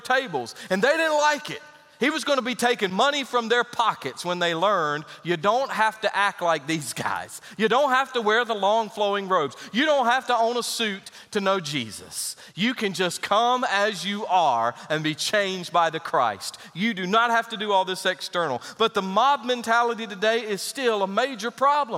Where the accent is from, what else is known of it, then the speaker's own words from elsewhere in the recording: Greensboro, North Carolina, United States; moved away; also born or lived in Williamsburg, Virginia; as a young boy, a small country church outside of Greensboro, North Carolina